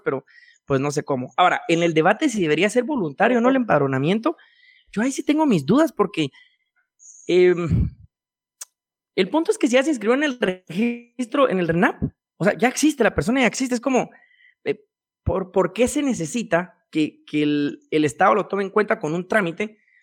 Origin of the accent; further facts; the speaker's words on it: Quetzaltenango, Guatemala; now in Guatemala City, Guatemala; yo soy de Shela